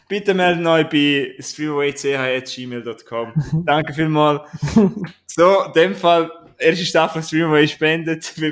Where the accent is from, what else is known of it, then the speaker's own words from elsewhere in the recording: Switzerland; weil ich bin ein Schweizer.